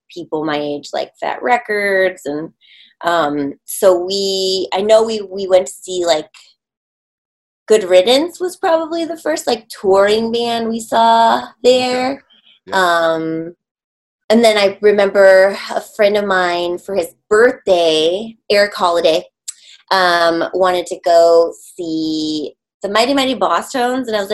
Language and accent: English; Michigan, United States; moved away; I grew up in Michigan a lot of my youth